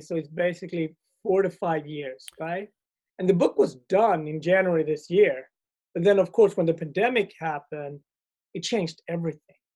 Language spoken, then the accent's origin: English; Sweden; moved away; also born or lived in Ethiopia / Asia / Europe / America; I grew up in Sweden.